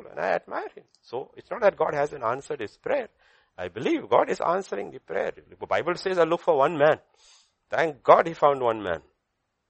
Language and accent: English; India; I'm not speaking as an Indian